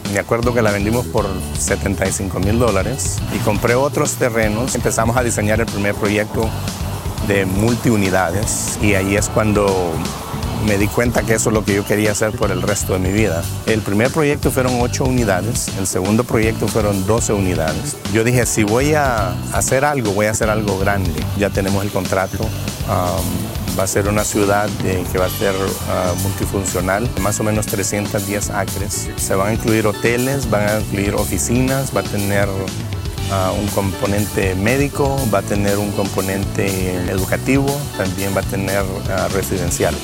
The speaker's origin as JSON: {"language": "Spanish", "country": "Honduras", "also_born_or_lived": "New York / New Orleans", "moved": "as an adult", "lives_now": "United States", "said": "Soy de Honduras"}